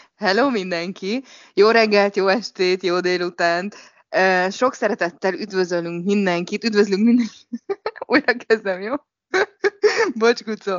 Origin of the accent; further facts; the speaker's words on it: Hungary; now in Shanghai, China; mindannyian magyarok vagyunk